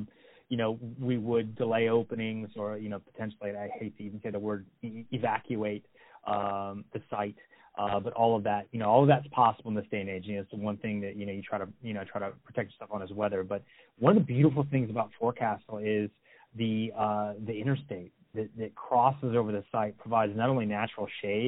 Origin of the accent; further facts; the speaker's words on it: Louisville, Kentucky, United States; even though we're from Louisville, let's go see some things that perhaps, you know, living there 20 plus years, you've never taken the opportunity to go check out.